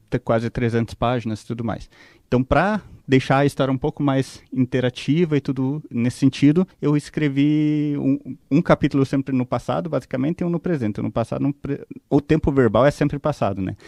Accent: Guarapuava, Paraná, Brazil; also born or lived in Ponta Grossa; Eu nasci em Entre Rios, nasci, vivi lá, estudei

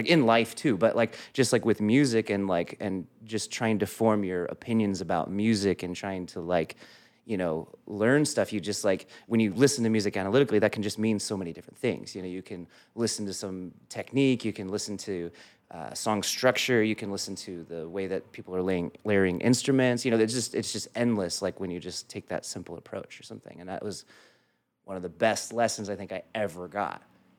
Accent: Newbury Park, California, United States; also born or lived in San Fernando Valley, California; Newbury Park, California. I was born in the Valley, but I was raised mainly in Newbury Park, California.

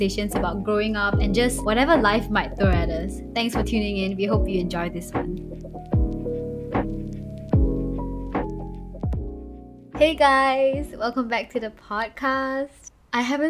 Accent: Kuala Lumpur, Malaysia; moved away as an adult; also born or lived in Johor; right now I'm in KL, which is Kuala Lumpur, which is the capital of Malaysia. And this is where I basically grew up, attended high school

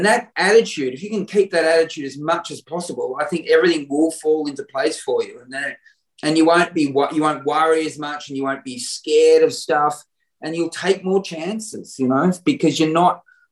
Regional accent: Warrnambool, Victoria, Australia; that's my hometown

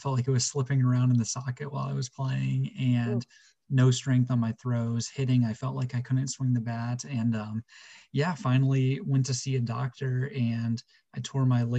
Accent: Midwest, United States; being a Midwest guy

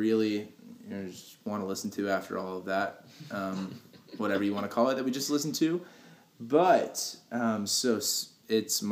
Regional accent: United States; I'm from Polk County.

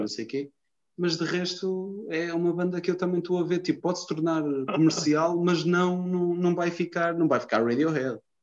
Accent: Lisbon, Portugal; accent: Lisboeta; sou de Lisboa, estás a ver que eu tenho um sotaque do caralho à Lisboense, não é? À Lisboeta, tenho um sotaque do caralho

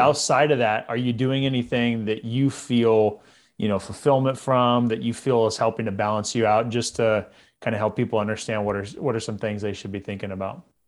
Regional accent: Visalia, California, United States; I grew up in Central California

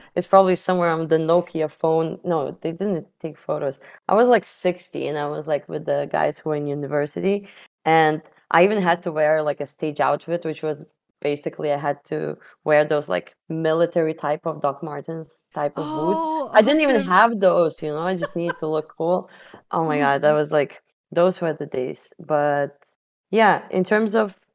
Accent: Lithuania; I'm from Lithuania, a small country in the Baltics

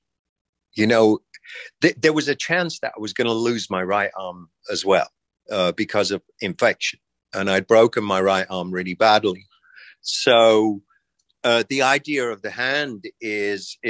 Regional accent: England, United Kingdom; now in United States; my experience growing up in England

